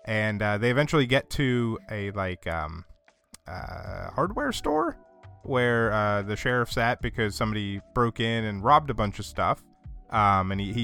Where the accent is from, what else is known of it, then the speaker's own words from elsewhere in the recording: Northeast, United States; I grew up in the Northeast.